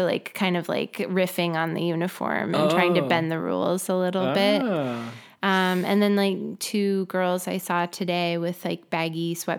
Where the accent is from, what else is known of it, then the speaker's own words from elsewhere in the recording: La Crescenta, California, United States; No, I grew up in La Crescenta, just north, well, Glendale, earlier, North Glendale.